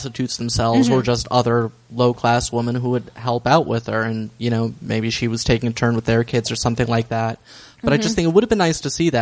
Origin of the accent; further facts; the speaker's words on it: United States; as an American myself